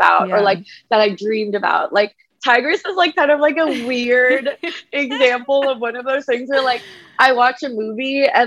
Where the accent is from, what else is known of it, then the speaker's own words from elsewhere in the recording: United States; ashamed of being Asian American